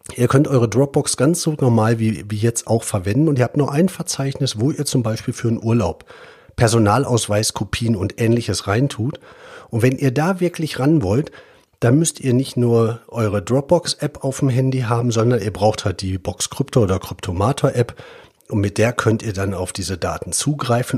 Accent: Germany; wir als Deutsche

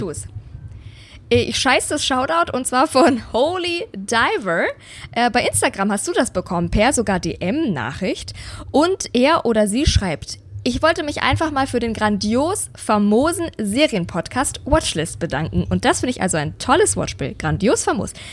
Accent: Bavaria, Germany; now in Berlin, Germany; Ich war ja auch zu Hause in meiner Heimat in Bayern, bei meinen Eltern, in meinem alten Kinderzimmer

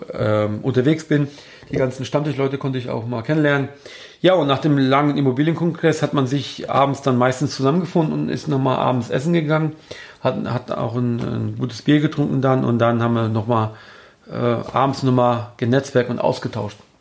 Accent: Germany; hier bei uns in Deutschland

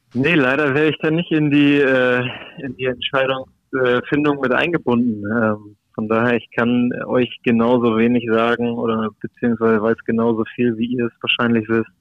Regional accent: Hamburg, Germany; ich bin Hamburger, ich habe es geschafft, äh, hier zu bleiben, äh, Freunde und Familie im direkten Umfeld zu haben

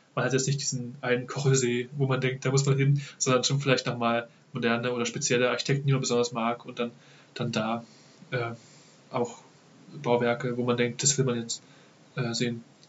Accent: Dresden, Saxony, Germany; also born or lived in Ravensburg; Ich komme direkt aus Dresden

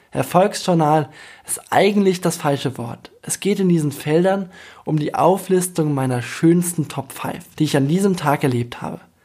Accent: Bamberg, Bavaria, Germany; moved away as an adult; also born or lived in New York; fern von meiner Heimat Bamberg

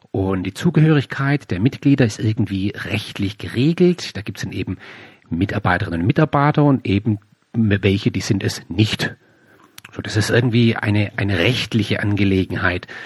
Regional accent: Baden-Württemberg, Germany; ich komme hier aus dem Süden, hier gibt es in der Nähe von meinem Heimatort gibt's das Headquarter von Bosch, die Robert Bosch GmbH.

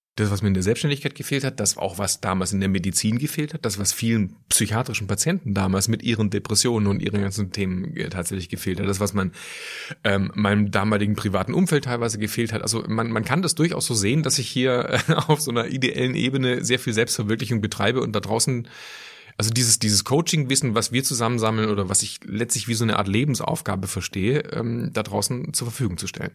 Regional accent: Schwäbisch Hall, Baden-Württemberg, Germany; moved away as an adult; also born or lived in Aachen / Ulm / Düsseldorf; now in Cologne, Germany; ich bin in Süddeutschland aufgewachsen, Kleinstadt Schwäbisch Hall

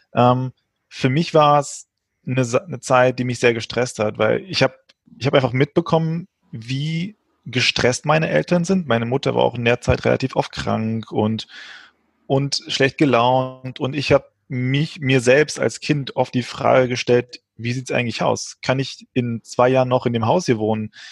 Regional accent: Frankfurt, Hesse, Germany; also born or lived in Portugal; gebürtig Portugiese, bin in, dann relativ früh nach Frankfurt gekommen, hier aufgewachsen

